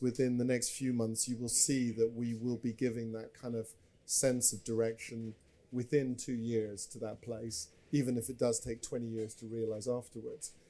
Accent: Scotland, United Kingdom; I'm from Scotland

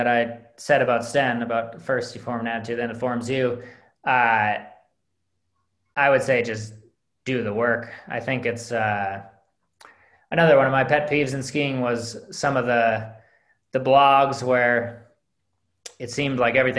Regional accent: Midwest, United States; One of the benefits of growing up in the Midwest is that the Berkey is always out there for you.

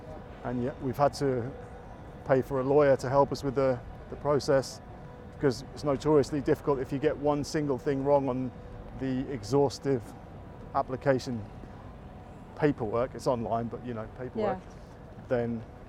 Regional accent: England, United Kingdom; UK is not making it easy for us, even though I'm English.

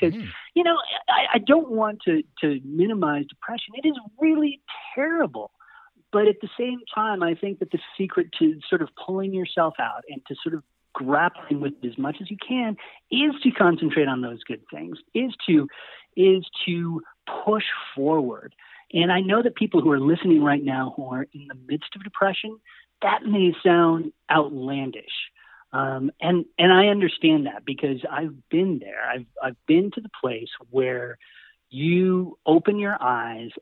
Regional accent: San Luis Valley, Colorado, United States; we come from the San Luis Valley in Colorado

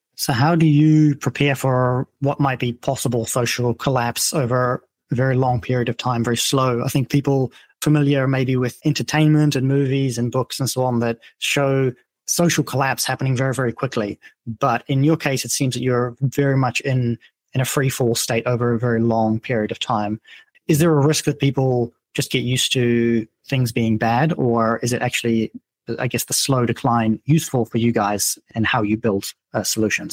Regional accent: Netherlands; now in South Africa; I'm from the Netherlands

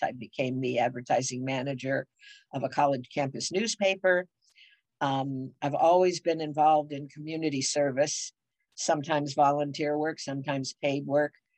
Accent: Cleveland, Ohio, United States; moved away as an adult; also born or lived in Wilkes-Barre, Pennsylvania / Detroit, Michigan / St. Louis, Missouri / University Heights, Ohio; now in California, United States; I was born in Cleveland

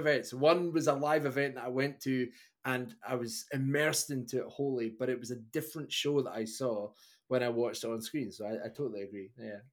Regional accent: Scotland, United Kingdom; a guy growing up in Scotland

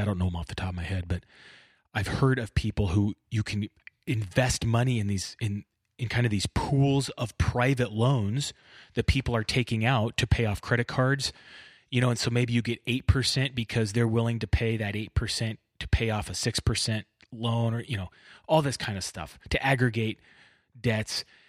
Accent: Bakersfield, California, United States; I grew up in Bakersfield

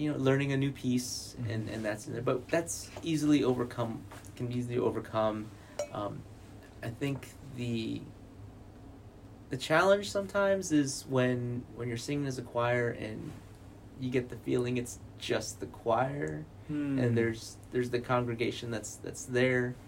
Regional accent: Guam; moved away; Born and raised in Guam and started off in Catholic schools all the way through

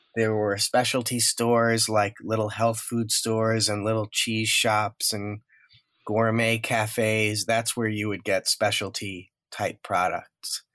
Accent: Woodmere, New York, United States; also born or lived in Far Rockaway, Queens, New York; I grew up in a town called Woodmere, which is just over the border in Nassau County, Long Island

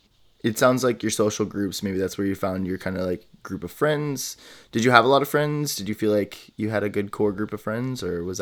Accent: Midwest, United States; I grew up in the United States and conservative, you know, Midwest, you know, like very different experiences.

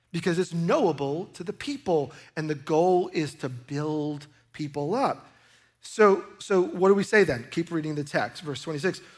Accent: New York, United States; I grew up in New York

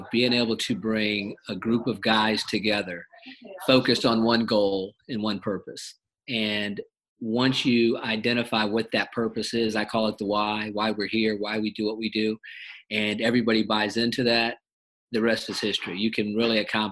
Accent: Ohio, United States; I grew up in Ohio

